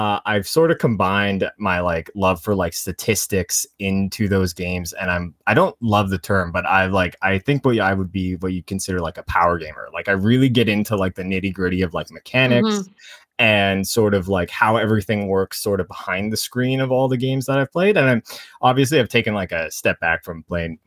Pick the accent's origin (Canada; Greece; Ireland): Canada; I am a Canadian and I work as a media analyst for an ad agency